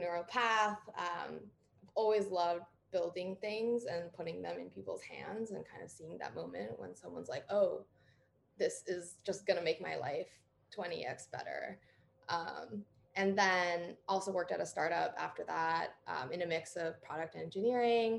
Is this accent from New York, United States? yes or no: yes; New York, United States; moved away as an adult; also born or lived in Berkeley, California; I grew up in New York State